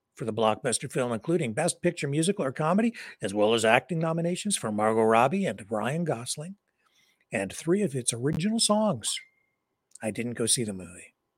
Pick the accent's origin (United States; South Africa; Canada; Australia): Canada; being a Canadian